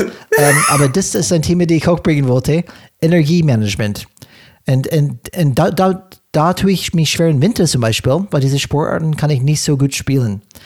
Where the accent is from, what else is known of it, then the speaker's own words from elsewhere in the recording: California, United States; German is a second language; moved away; ich komme aus Kalifornien.